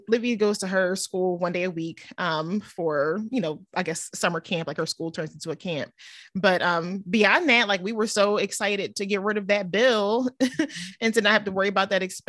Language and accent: English; Cheltenham, Pennsylvania, United States; now in Cinnaminson, United States; I grew up in Cheltenham